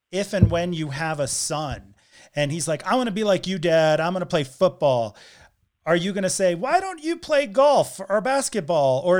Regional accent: Connecticut, United States; I'm actually from Connecticut.

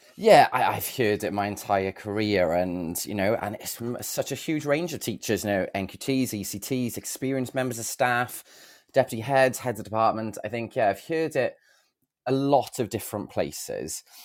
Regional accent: Bridgend, Wales, United Kingdom; now in Cardiff, United Kingdom; I've lived in Cardiff most of my life, uh, to be honest. My, I'm originally from Bridgend

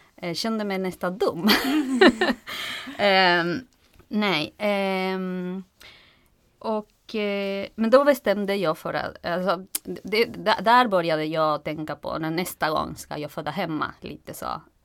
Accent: Argentina; Swedish is a second language; moved away as an adult; now in Stockholm, Sweden; Jag kommer från eh, Argentina

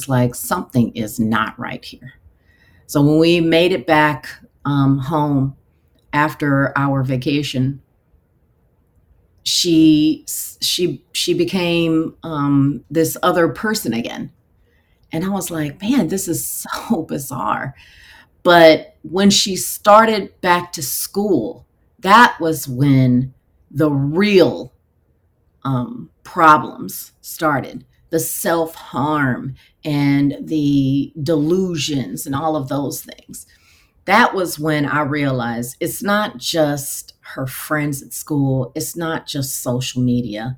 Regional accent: Houston, Texas, United States; moved away as an adult; also born or lived in Nevada; we moved back to my hometown of Houston, Texas

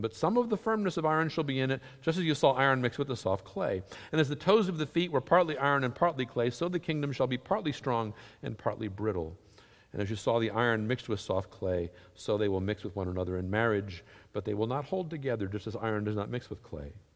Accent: Southern United States, United States; accent: Southern; Southerners. We speak a little different one

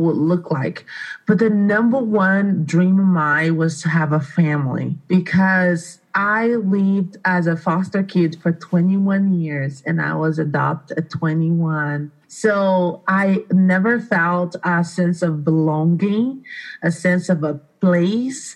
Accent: Brazil; English is a second language; moved away as an adult; now in Aurora, United States; I am originally from Brazil. I came from Brazil about 15 years ago

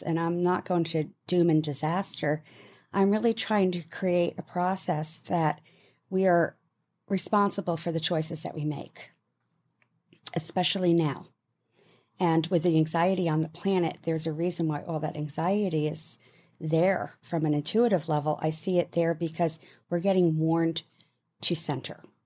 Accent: United Kingdom

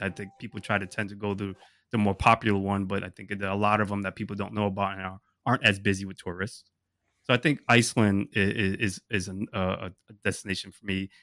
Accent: Rhode Island, United States; moved away as an adult; also born or lived in Thailand; now in New York, United States; I grew up there, and it, it's a, it's a close place to my heart

